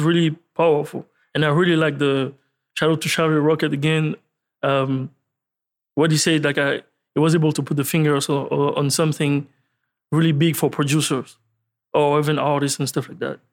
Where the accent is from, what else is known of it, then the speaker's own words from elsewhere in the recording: France; I'm, I'm from France.